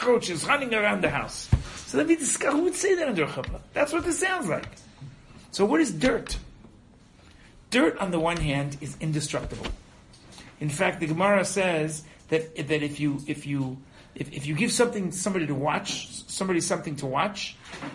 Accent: United States; now in Israel; I was brought up in America

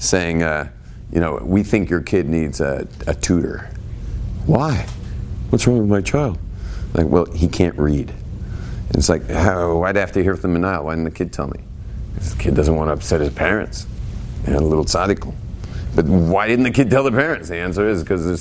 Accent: West Coast, United States; moved away; also born or lived in Israel; I grew up on the West Coast.

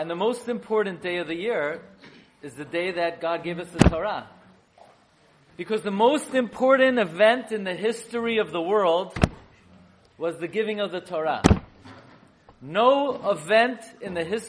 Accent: New York City, New York, United States; I grew up in Flatbush, on Avenue M and East 31st

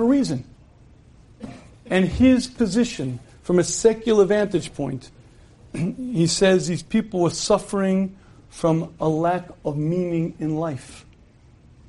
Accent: United States; When I was a kid growing up in the United States of America

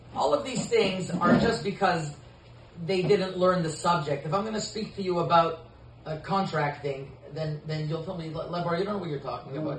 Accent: Côte Saint-Luc, Quebec, Canada; also born or lived in Saint-Laurent; When I grew up in uh, Saint Luc

